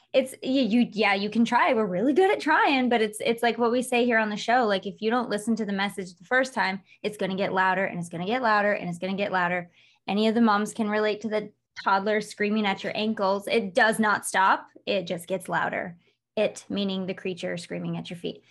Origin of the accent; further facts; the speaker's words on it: Michigan, United States; also born or lived in Los Angeles; now in Las Vegas, United States; I'm from Michigan, but lived in L A for twelve years